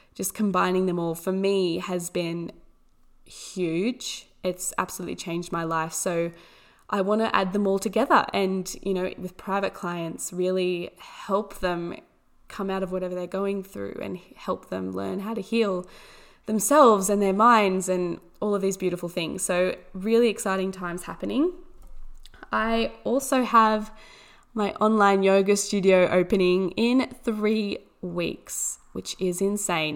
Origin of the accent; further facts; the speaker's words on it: Orange, New South Wales, Australia; I was born in Orange, New South Wales, Australia, which is a beautiful little town. Um, absolutely amazing landscape. It's so beautiful. The people here are amazing